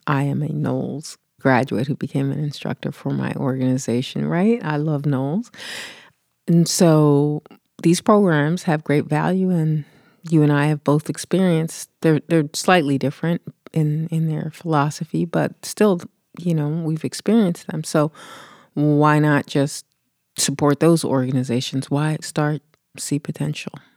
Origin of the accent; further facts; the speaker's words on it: Philadelphia, Pennsylvania, United States; I grew up in the East Coast, in Philly